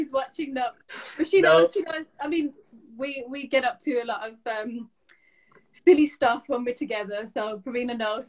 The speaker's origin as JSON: {"language": "English", "town": "Lahore", "region": "Punjab", "country": "Pakistan", "tie": "born there", "said": "whereas I'm not born in Birmingham, I'm born in Lahore."}